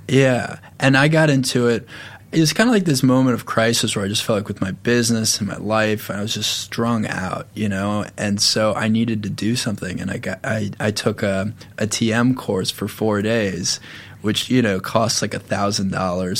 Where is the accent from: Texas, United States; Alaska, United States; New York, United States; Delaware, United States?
New York, United States; Long Island; I grew up in a neighborhood that was really good at lacrosse because I grew up on Long Island